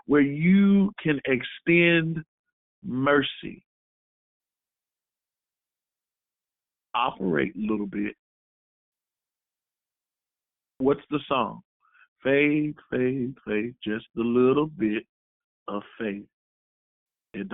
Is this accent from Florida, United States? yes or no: yes; Florida, United States; I'm from Florida